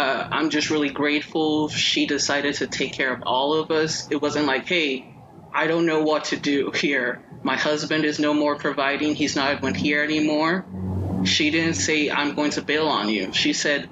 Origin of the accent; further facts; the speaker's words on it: Nigeria; I'm Nigerian.